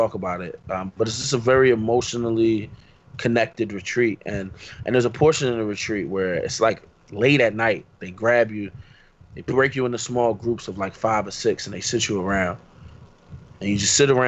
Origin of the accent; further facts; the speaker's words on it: Philadelphia, Pennsylvania, United States; I grew up in Philly